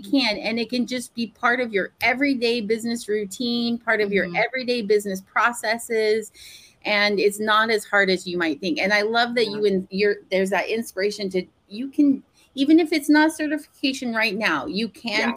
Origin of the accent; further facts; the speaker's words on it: Portland, Oregon, United States; moved away; I grew up in Portland